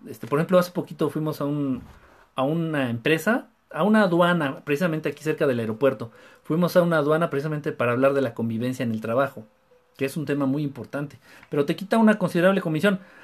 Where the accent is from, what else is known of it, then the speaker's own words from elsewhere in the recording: Mexico City, Mexico; De la Ciudad de México